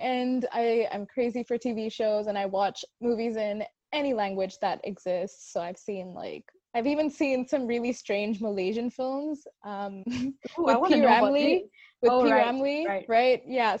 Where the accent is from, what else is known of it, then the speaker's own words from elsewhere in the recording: Hong Kong; also born or lived in India; my name and my accent and the way I'm pronouncing my name, and I'm sure that's a whole other thing. But I'm from Hong Kong. I was bred up there. I was born in India, hence the very Indian name.